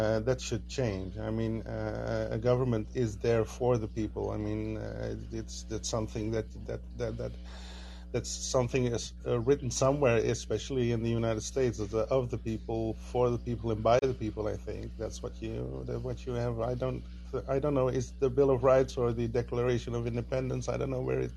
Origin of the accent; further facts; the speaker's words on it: Netherlands; I'm from the Netherlands